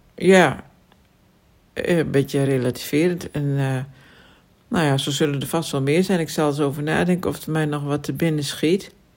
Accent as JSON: {"language": "Dutch", "region": "Friesland", "country": "Netherlands", "said": "ik kom uit Friesland"}